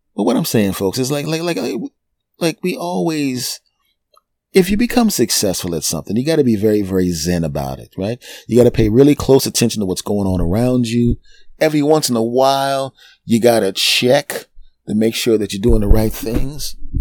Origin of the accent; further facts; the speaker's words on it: Philadelphia, Pennsylvania, United States; My hometown team, the Philadelphia Eagles